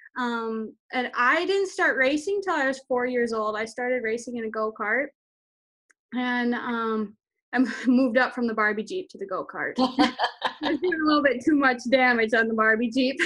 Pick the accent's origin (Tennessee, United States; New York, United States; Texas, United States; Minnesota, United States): Minnesota, United States; Monticello; I'm from Monticello, Minnesota